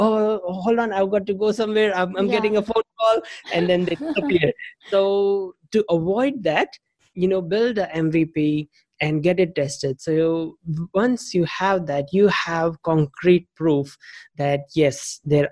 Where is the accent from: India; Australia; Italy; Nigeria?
India; moved away as an adult; also born or lived in United States / Thailand; now in New Zealand; I'm originally from India, but the last about 19, 20 years, I've been in New Zealand